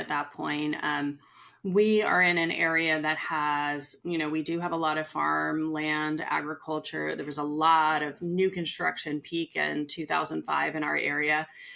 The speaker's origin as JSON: {"language": "English", "area": "Bay Area", "region": "California", "country": "United States", "tie": "born or raised there", "moved": "as an adult", "lives_now": "Sacramento area, United States", "said": "Born and raised in the Bay Area, loved the Bay Area"}